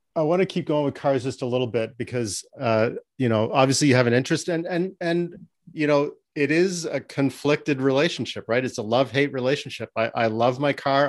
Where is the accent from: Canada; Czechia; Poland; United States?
Canada; I'm Canadian.